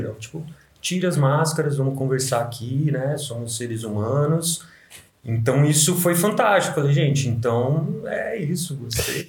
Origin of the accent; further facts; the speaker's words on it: São José do Rio Preto, São Paulo, Brazil; moved away as an adult; now in Vale do Capão, Brazil; voltei para São José do Rio Preto, né? Uhum. Minha terra natal